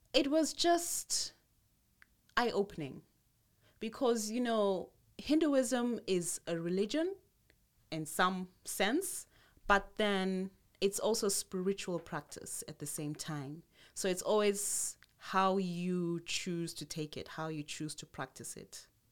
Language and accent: English; Zimbabwe; also born or lived in Tanzania; my mom, having had that option, um, left Tanzania at the time and moved to Zimbabwe. And there she went into another Protestant church, a Pentecostal church. Okay, so we grew up more in the Pentecostal church.